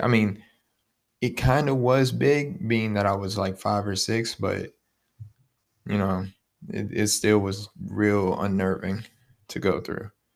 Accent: Youngstown, Ohio, United States; I'm from Youngstown, Ohio, twenty-one years old

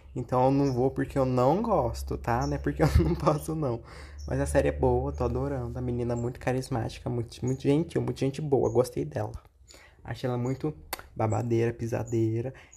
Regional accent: Minas Gerais, Brazil; eu sou mineiro

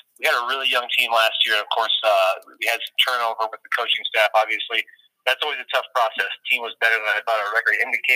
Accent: Missoula, Montana, United States; I grew up in Montana. I'm a native of Missoula

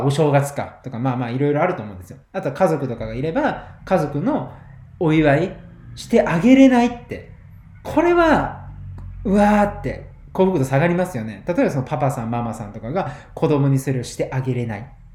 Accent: Kagawa, Japan; 僕、地元香川県なんですけど。

